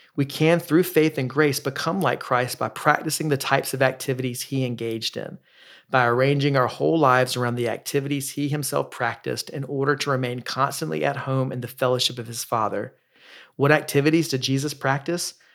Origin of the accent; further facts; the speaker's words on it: the South, United States; I grew up in the Baptist church in the South